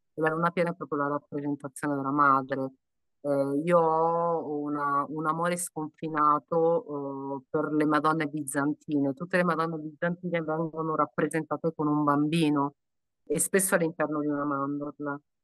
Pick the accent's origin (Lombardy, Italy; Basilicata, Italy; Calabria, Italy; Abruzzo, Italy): Calabria, Italy; in Calabria, sono calabrese